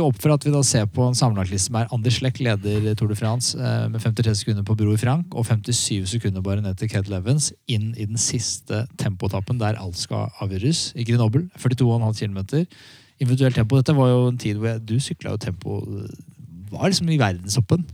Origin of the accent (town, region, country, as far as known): Norway